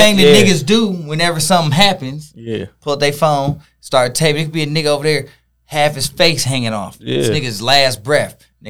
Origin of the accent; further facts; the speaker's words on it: Detroit, Michigan, United States; Henry Ford, Redford, you feel me? That's where I was at. That's where we grew up at.